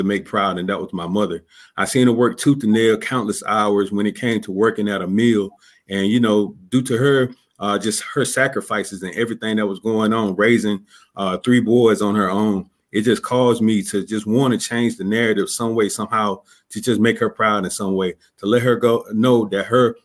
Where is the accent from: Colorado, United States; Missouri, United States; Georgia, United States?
Georgia, United States; Columbus; now in Clarksville, United States; I'm originally from Columbus, Georgia. I grew up in a low income, single parent home, gang and drug infested neighborhood